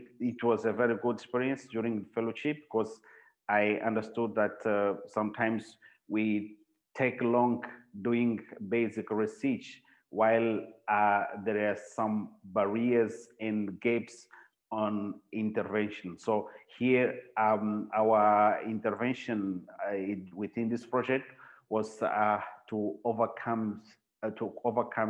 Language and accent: English; Mozambique; I work in a psychiatric hospital here in Mozambique, and I'm from Mozambique